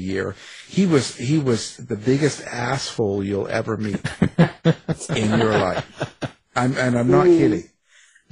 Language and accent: English; Canada; I'm a Canuck, too